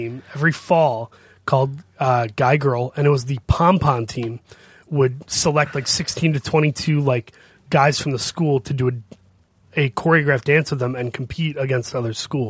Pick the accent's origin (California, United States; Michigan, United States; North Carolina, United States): Michigan, United States; Saginaw; also born or lived in Grand Rapids, Michigan; I was born in Grand Rapids, grew up in Saginaw, which is a much scarier version of Grand